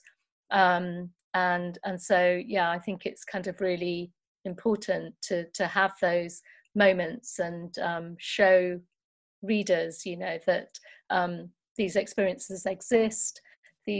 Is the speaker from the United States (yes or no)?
no; Nottingham, East Midlands, United Kingdom; When I was growing up in Nottingham, I went to a great primary school